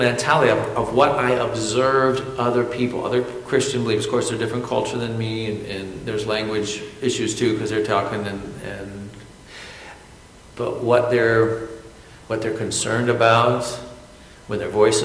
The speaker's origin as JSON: {"language": "English", "country": "United States", "said": "I'm American"}